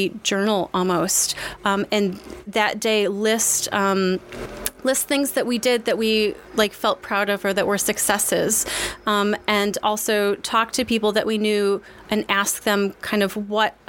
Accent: Southwest Michigan, United States; moved away as an adult; also born or lived in Chicago; now in Toulouse, France; I grew up in very rural Southwest Michigan.

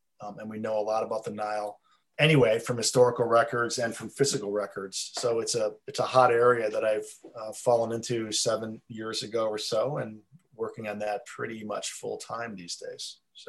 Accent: Chicago, Illinois, United States; also born or lived in Champaign, Illinois; I'm from Chicago originally, born in Champaign, Illinois, at the University of Illinois, but grew up in Chicago area.

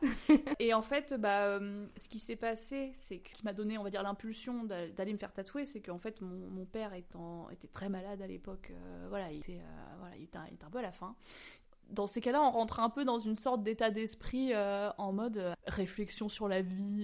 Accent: Normandy, France; moved away; also born or lived in Maisons-Alfort; je viens de Normandie, quand je suis revenue en Normandie

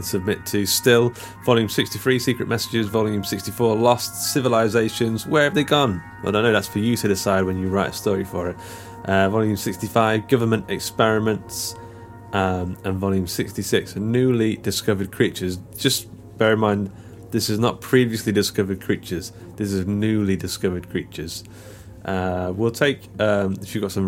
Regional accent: Mansfield, East Midlands, United Kingdom; the local comic book shop in my hometown of Mansfield

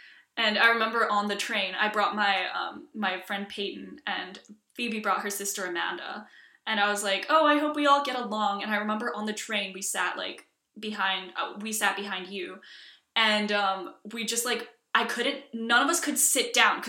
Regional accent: Iceland; also born or lived in Washington, D.C., United States; I am half Icelandic, half Chinese. I grew up in Iceland for the most part, but also grew up moving back and forth to Washington, D.C., so that explains this heinous accent.

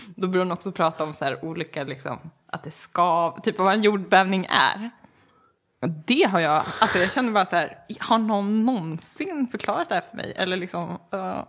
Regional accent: Enhörna, Stockholm County, Sweden; moved away; jag kommer ifrån Enhörna. Från början, utanför Södertälje

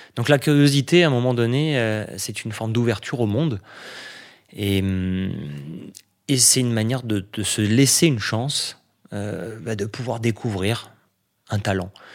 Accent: Nice, Provence-Alpes-Côte d'Azur, France; j'ai grandi à Nice, parce que j'ai toujours vécu au bord

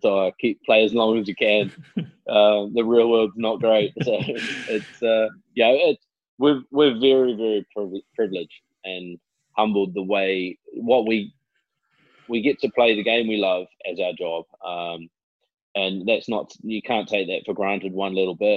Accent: New Zealand; moved away as an adult; growing up in New Zealand

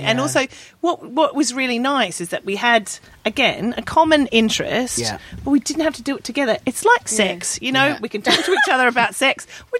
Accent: Australia; moved away; being Australian and fat, and like being a fat Aussie girl and pale and not liking the sun

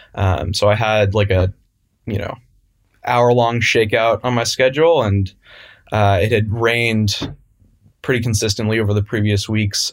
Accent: San Francisco, California, United States; I grew up in San Francisco, uh, California, still here today

